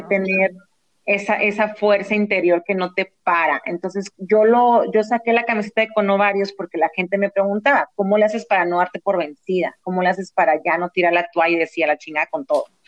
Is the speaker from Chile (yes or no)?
no; Mexico; also born or lived in San Diego, United States; now in Los Angeles, United States; nunca piensan que soy de México